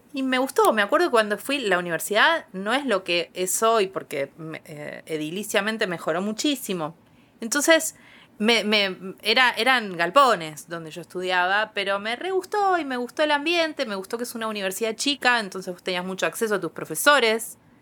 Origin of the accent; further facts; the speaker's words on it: Quilmes, Buenos Aires Province, Argentina; yo soy de Quilmes. Eh, y la universidad quedaba a 10 cuadras de mi casa